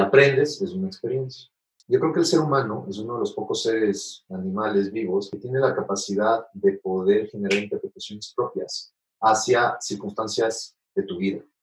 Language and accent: Spanish; Ecuador; soy ecuatoriano